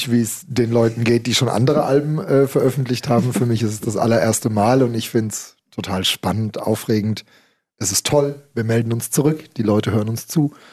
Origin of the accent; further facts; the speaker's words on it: Heidelberg, Baden-Württemberg, Germany; ich bin in Heidelberg aufgewachsen, natürlich waren die … so nah, dass sie immer präsent waren.